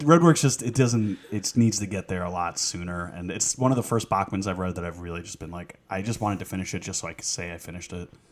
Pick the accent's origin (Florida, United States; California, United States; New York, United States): New York, United States; we grew up in New York